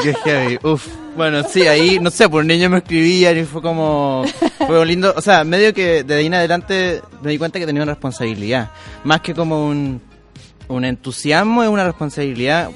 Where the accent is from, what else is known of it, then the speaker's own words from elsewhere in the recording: Victoria, Araucanía, Chile; moved away; el aniversario de mi pueblo, Victoria